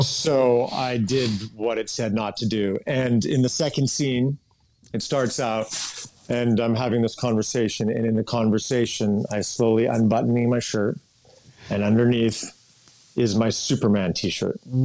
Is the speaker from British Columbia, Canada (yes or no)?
yes; Kamloops, British Columbia, Canada; I grew up in Kamloops, British Columbia, Canada